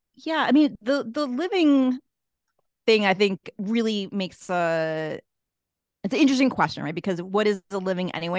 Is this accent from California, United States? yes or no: no; Boston, Massachusetts, United States; moved away as an adult; also born or lived in Washington, District of Columbia, United States; now in Cape Town, South Africa; I grew up in Boston, Massachusetts